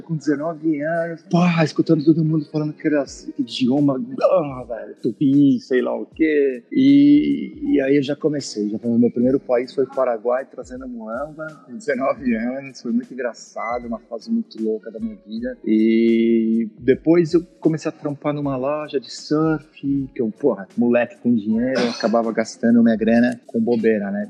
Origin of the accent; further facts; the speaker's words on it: Araras, São Paulo, Brazil; moved away; Eu sou de uma cidade do interior de São Paulo chamada Araras